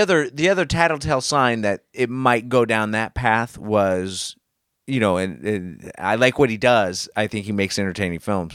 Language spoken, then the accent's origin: English; United States; I'm an American and I was here for nine eleven